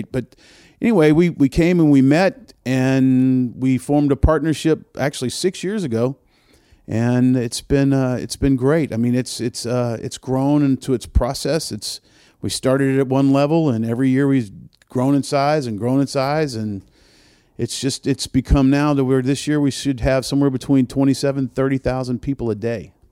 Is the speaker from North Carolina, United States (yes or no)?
no; New Orleans, Louisiana, United States; I'm old. A lot of gray hair that's earned. right. Um, truthfully, I mean, I was born in New Orleans. I'm a, I'm a, I'm a Southern man, but uh, I was raised in a concert business